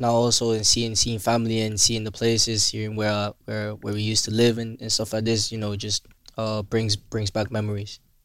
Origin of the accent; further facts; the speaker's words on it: Willemstad, Curaçao; I grew up in in Willemstad